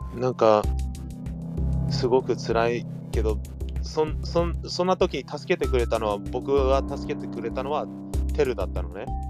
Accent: Gardena / Torrance, California, United States; moved away; 僕たちなんてガーディナ、うん、ガーディナトランス生まれ育ちなのにさ

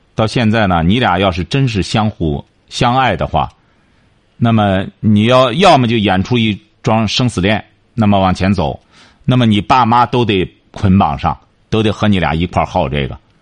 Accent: China; 我们中国人

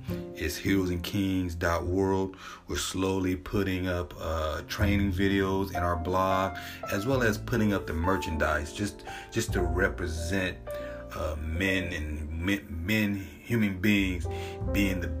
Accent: Southern California, United States; I grew up in Southern California

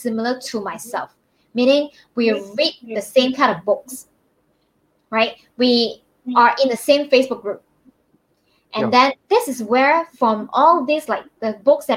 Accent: Malaysia; I'm from Malaysia.

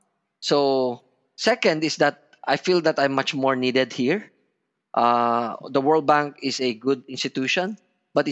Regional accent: Batangas, Calabarzon, Philippines; I'm a Filipino. I feel that this is my home

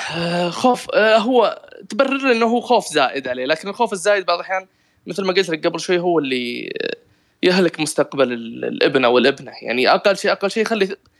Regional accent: Riyadh, Riyadh Province, Saudi Arabia; خريص عندنا في الرياض

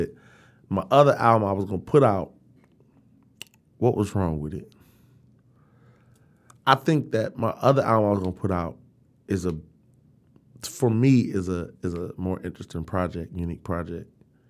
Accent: Detroit, Michigan, United States; Like, we're from Detroit.

